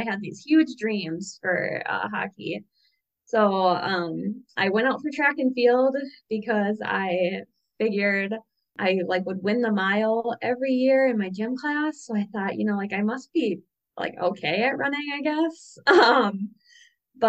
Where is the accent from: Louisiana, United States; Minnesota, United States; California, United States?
Minnesota, United States; about 2 hours south of Duluth; I grew up playing hockey because I'm a Minnesotan and that's what Minnesotans